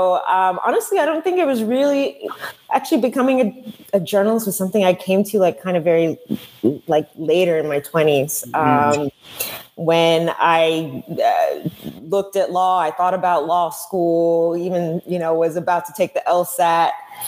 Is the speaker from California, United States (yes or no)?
no; a suburb of Dallas, Texas, United States; my mother is originally from Nigeria. My father's Ghanaian. And growing up in kind of like a small-ish suburb of Dallas, Texas, I mean, in many ways, like, I feel like my upbringing was like in two different worlds at once